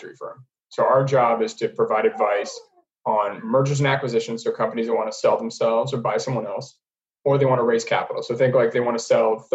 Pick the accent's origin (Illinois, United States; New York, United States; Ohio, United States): Ohio, United States; moved away as an adult; also born or lived in Chicago; I'm originally from Ohio, from a small town.